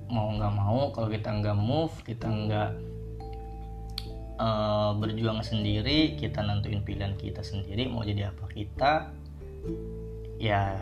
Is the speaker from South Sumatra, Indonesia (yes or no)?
yes; Palembang, South Sumatra, Indonesia; now in Tangerang, Indonesia; gue dari Palembang gue ngerantau ke sini ke Tangerang ini buat cari kerja